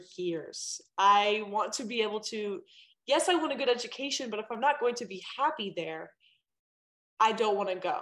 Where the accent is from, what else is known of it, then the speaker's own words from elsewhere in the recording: Asheville, North Carolina, United States; I am born and raised in Asheville, North Carolina, all the way on the other side of the country from California